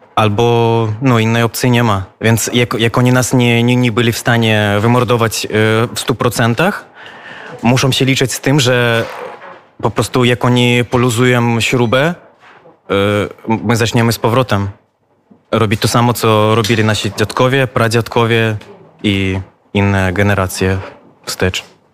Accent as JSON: {"language": "Polish", "country": "Belarus", "said": "my jako Białorusini"}